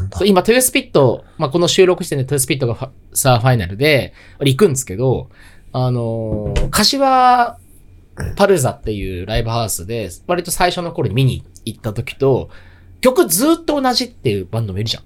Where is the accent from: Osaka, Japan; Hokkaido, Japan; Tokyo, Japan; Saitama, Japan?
Tokyo, Japan; 東京生まれ、東京育ち